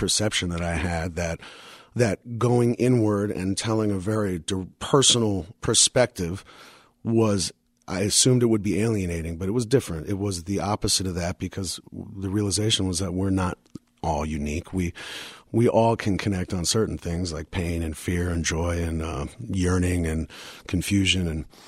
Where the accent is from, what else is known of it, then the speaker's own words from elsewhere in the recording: New York City, New York, United States; I grew up in moved to Brooklyn when I was six